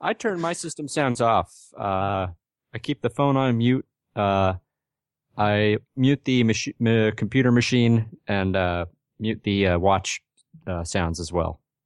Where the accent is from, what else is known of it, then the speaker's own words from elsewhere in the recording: Northeast, United States; I'm from the Northeast as well